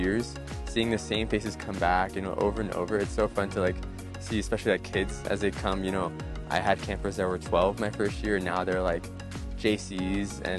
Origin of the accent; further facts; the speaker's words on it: Anaheim, California, United States; I'm from Anaheim, California